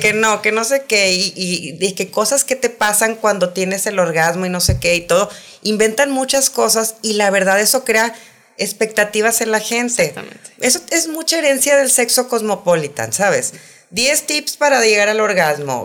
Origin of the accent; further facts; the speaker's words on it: Saltillo, Coahuila, Mexico; yo soy de Saltillo